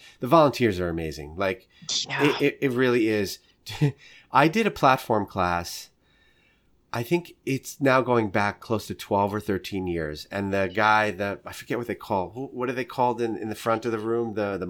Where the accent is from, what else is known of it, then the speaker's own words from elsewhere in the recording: New York, United States; He's a Southern guy. I'm a New Yorker. Like, we would never be friends under any normal circumstance.